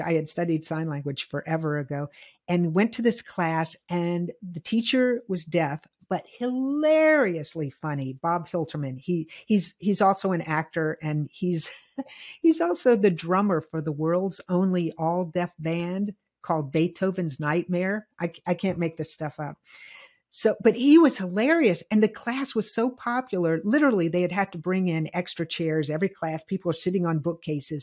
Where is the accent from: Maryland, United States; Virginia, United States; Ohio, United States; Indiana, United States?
Virginia, United States; moved away; I'm from the South. I grew up in integration.